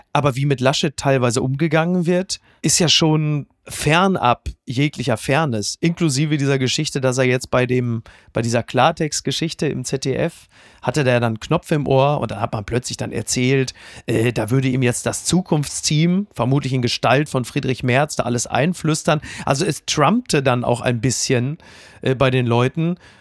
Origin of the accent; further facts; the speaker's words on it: Ruhr area, North Rhine-Westphalia, Germany; ich komme ja aus dem Ruhrgebiet und zwar aus dem tiefsten Ruhrgebiet.